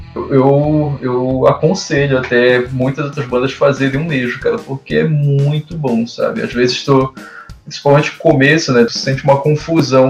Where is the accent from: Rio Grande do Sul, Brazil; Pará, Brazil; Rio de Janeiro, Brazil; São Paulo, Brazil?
Pará, Brazil; Ananindeua; eu sou de Ananindeua